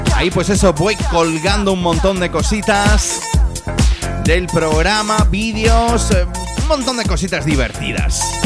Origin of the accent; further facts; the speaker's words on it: Jaén, Andalusia, Spain; soy de Jaén